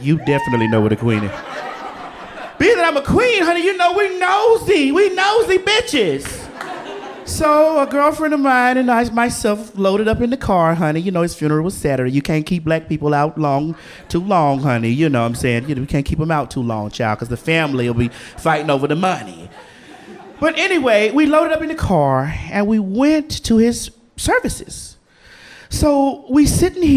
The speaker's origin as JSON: {"language": "English", "region": "the South", "country": "United States"}